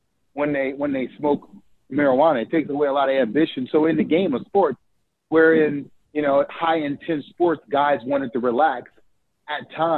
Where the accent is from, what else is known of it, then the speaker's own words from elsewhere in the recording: New Orleans, Louisiana, United States; So I'm from New Orleans, Louisiana. Grew up in two rough parts of town, born and raised in the Third Ward